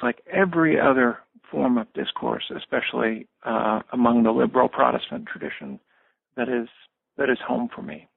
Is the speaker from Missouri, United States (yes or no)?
yes; Springfield, Missouri, United States; I grew up in a small small city in uh, southwest Missouri in the Ozarks. I grew up in Springfield